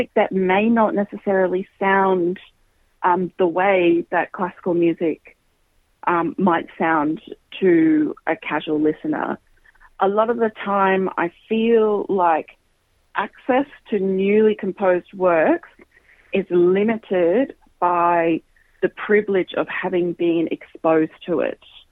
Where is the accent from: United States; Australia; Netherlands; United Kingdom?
Australia; Queensland; I grew up in Queensland